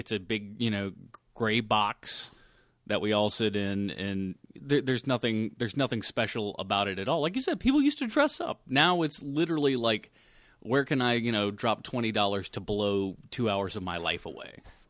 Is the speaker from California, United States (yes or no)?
no; Charlotte, North Carolina, United States; Yeah, I'm from Charlotte.